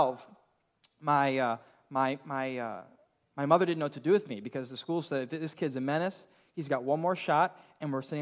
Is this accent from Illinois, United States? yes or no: yes; Elgin, Illinois, United States; I grew up in the Chicago suburbs in Elgin, Illinois